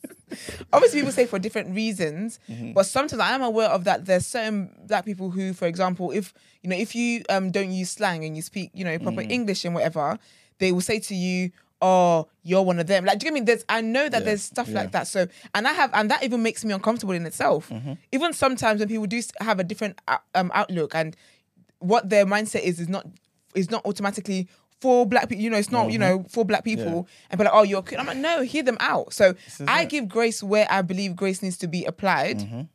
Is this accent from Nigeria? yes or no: yes; Nigeria; As much as we're Nigerian, we have different...